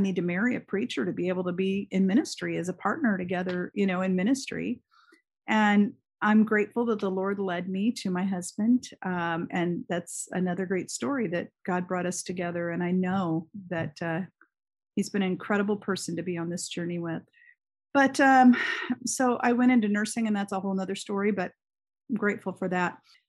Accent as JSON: {"language": "English", "country": "Germany", "tie": "born or raised there", "moved": "as an adult", "lives_now": "Indiana, United States", "said": "And I grew up in Germany. I had now spent 21 years of my life in Europe. It was massive culture shock for me to come to Indiana."}